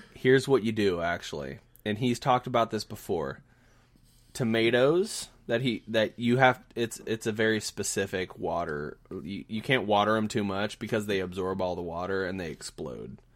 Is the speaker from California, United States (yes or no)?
no; Southern Indiana, United States; now in Kansas City, United States; I'm from Southern Indiana where everybody's sort of, like, waving at each other